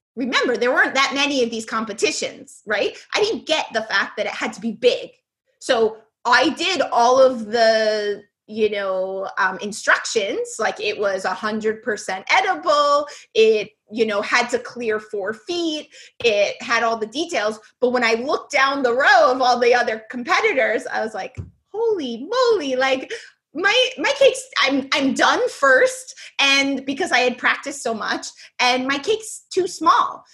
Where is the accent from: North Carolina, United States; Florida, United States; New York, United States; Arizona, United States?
New York, United States; New York City; I was born in the Bronx